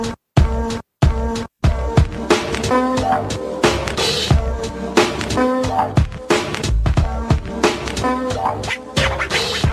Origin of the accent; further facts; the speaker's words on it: United States; we're American